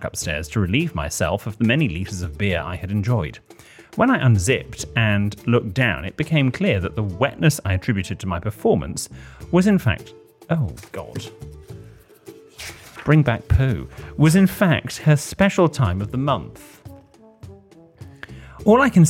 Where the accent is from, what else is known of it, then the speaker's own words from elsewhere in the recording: England, United Kingdom; We're English